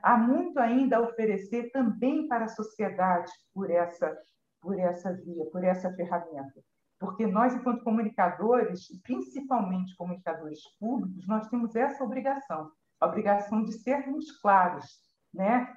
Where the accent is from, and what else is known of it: Brazil